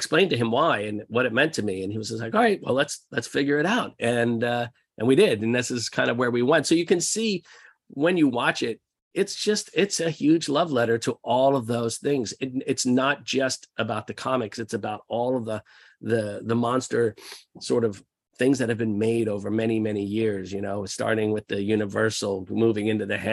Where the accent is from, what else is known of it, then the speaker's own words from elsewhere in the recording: outside of Philadelphia, New Jersey, United States; We grew up outside of Philadelphia in New Jersey